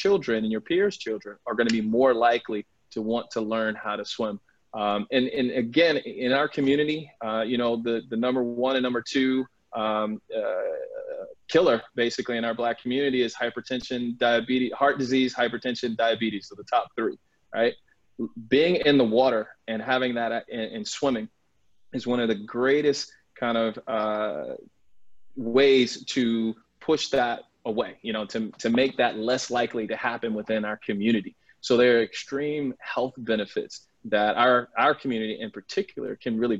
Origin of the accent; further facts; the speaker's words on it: North Carolina, United States; moved away; I'm originally from North Carolina